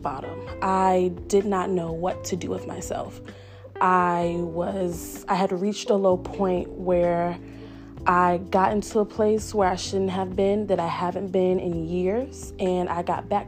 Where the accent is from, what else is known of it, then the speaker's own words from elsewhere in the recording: Richmond, Virginia, United States; I'm from Richmond, Virginia